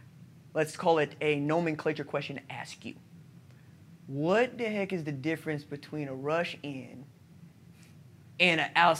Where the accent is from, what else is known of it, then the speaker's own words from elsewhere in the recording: Oklahoma, United States; Hey, Coach, I'm from Oklahoma.